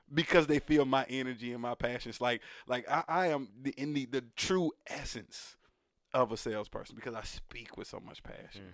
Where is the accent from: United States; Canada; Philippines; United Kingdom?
United States; I was born here